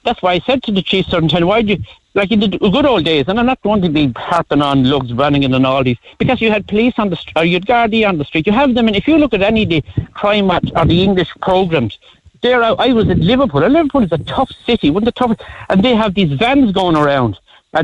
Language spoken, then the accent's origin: English; Ardmore, Munster, Ireland; moved away; also born or lived in Dublin; people from the country that go up, I'm from Ardmore